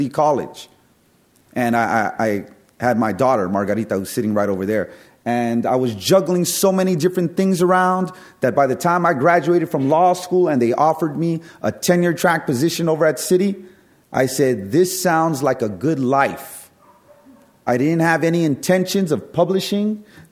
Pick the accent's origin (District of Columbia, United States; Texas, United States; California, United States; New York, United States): California, United States; San Francisco; I was born and raised in the Mission District of San Francisco